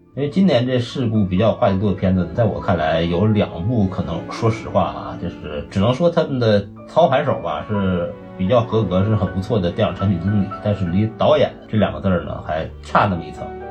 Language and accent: Chinese; Northeast China, China; accent: Northeastern Mandarin; 我们东北人讲东北话讲叫很有老主意